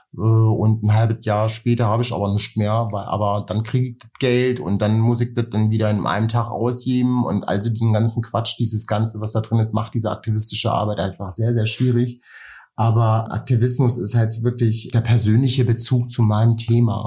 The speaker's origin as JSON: {"language": "German", "town": "Nuremberg", "region": "Bavaria", "country": "Germany", "tie": "born or raised there", "moved": "yes", "said": "weil ich einen Teil meiner Kindheit in Nürnberg groß geworden bin"}